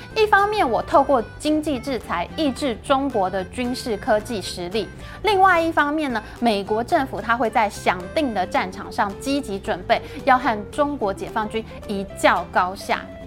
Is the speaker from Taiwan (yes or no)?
yes; Taiwan; 我们台湾人